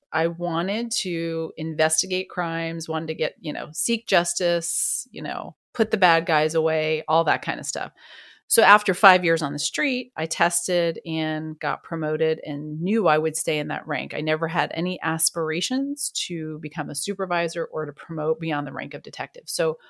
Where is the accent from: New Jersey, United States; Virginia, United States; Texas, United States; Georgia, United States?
New Jersey, United States; also born or lived in New York; now in Wichita, United States; I was born in the Bronx and raised in New Jersey. Oh, wow. So at about first grade, my parents are hardcore New Yorkers, lots of family in New York. We moved to New Jersey, but I was always in New York